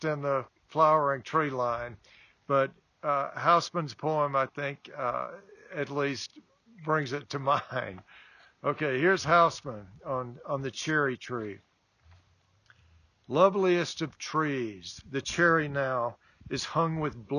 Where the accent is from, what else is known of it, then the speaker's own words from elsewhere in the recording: the South, United States; Growing up in the South, as I did